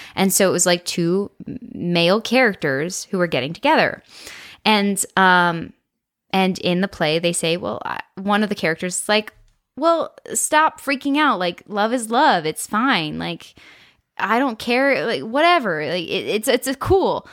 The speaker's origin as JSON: {"language": "English", "region": "Colorado", "country": "United States", "tie": "born or raised there", "also_born_or_lived": "Nebraska", "moved": "as an adult", "said": "I knew I did not want to stay in Colorado."}